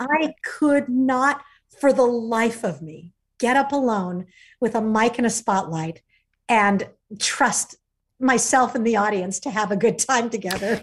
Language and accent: English; Fullerton, California, United States; Fullerton, California